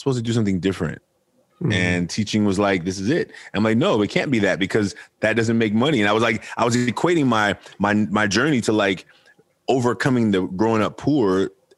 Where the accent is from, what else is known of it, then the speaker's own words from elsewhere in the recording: Oakland, California, United States; I'm from Oakland, California. I'm raised by a single mother, grew up a fatherless son